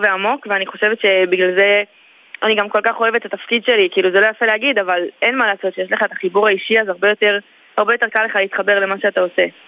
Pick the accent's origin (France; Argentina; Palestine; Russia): Palestine; Elei Sinai, Gaza Strip; also born or lived in Netiv HaAsara / Gush Katif; now in Ashkelon, Israel; אז אני נולדתי באלי סיני, שזה בצפון רצועת עזה.